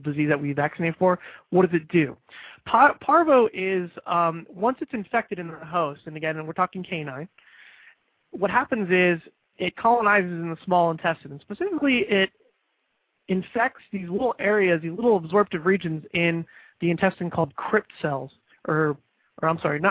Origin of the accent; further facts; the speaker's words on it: Florida, United States; Indian River and St. Lucie counties in state of Florida, my home state